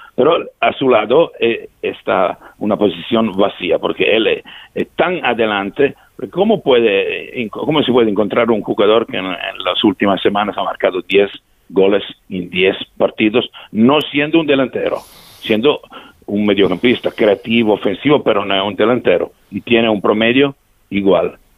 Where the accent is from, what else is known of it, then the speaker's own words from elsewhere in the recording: Italy; Spanish is a second language; somos italianos nosotros organizadores